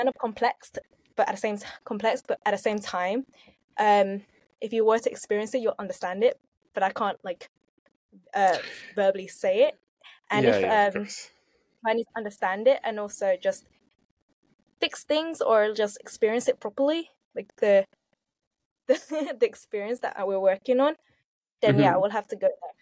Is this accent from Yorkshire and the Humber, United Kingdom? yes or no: no; London, United Kingdom; I was born and raised in Southeast London.